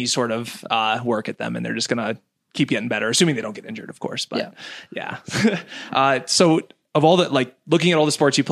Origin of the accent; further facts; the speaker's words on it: Iowa, United States; now in Colorado, United States; I grew up in Iowa